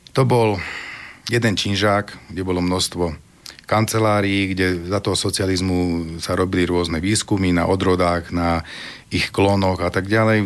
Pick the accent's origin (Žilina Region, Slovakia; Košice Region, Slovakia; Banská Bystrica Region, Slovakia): Banská Bystrica Region, Slovakia; Vinica; my sme vlastne rodáci z tej Vinice